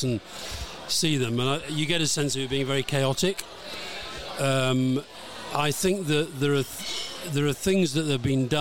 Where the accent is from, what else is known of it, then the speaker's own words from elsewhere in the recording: England, United Kingdom; I was born and raised in England. I've lived most of my life in England, but I consider myself to be British first and then Scottish because of my background and my parents and so forth.